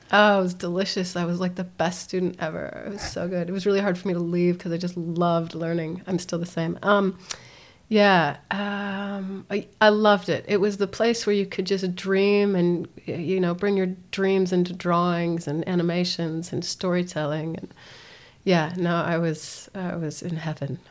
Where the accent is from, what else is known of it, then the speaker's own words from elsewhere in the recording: Aspen, Colorado, United States; also born or lived in Europe; now in Christchurch, New Zealand; I was born and raised in Aspen, Colorado